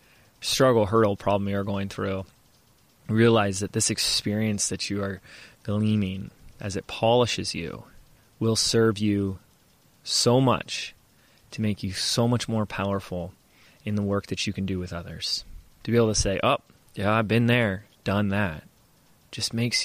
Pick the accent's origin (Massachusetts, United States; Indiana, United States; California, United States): California, United States; Laguna Beach; my hometown, where I was born, where I was raised, where I live now, Laguna Beach